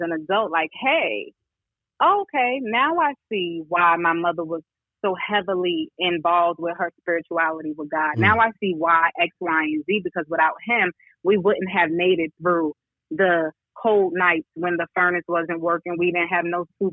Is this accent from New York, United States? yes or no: yes; New York City, New York, United States; also born or lived in Queens, New York City; now in Charlotte, United States; I was born in Queens, but then I was raised in my primary years in South Bronx.